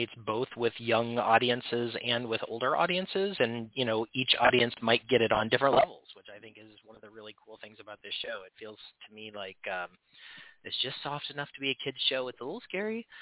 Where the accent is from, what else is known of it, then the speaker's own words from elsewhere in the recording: Illinois, United States; moved away; I am originally from Illinois, so just one state over